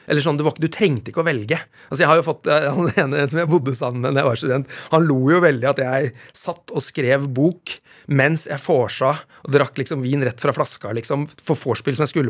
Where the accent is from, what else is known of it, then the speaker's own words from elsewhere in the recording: Vestfold, Norway; accent: Vestfold; Dialekta mi nå er jo helt ødelagt. Eh, den Vestfold-følelsen, a-endelsen